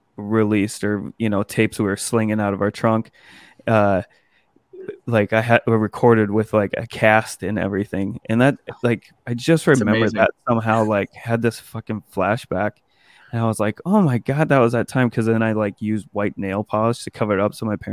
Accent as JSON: {"language": "English", "region": "Montana", "country": "United States", "moved": "yes", "said": "back home from Montana where I'm from."}